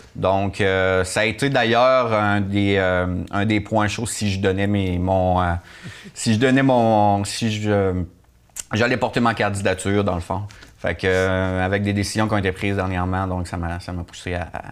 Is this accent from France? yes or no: no; Rivière-au-Renard, Quebec, Canada; also born or lived in Murdochville; je suis habitant de Rivière-Nord depuis toujours